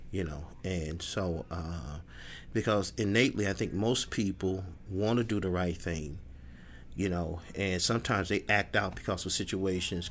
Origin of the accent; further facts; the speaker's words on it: Chicago, Illinois, United States; I grew up in Englewood